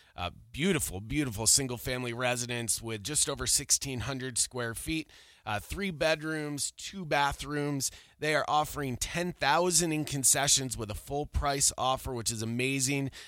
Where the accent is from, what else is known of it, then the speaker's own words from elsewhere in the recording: Buffalo, New York, United States; moved away as an adult; now in Colorado, United States; I'm from Buffalo.